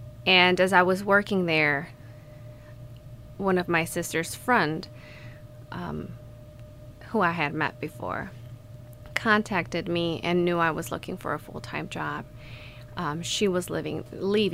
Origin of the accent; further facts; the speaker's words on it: Mexico; moved away as an adult; also born or lived in Ohio, United States; now in Kalamazoo, United States; I grew up in Mexico. I just moved here last year in August. I was born in the state of Ohio, and my parents took me back to Mexico when I was a baby